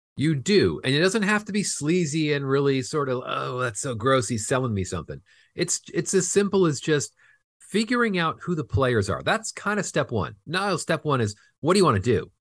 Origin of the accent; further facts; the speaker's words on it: Fullerton, California, United States; I grew up in Fullerton, California, which is just in the border of L A and Orange County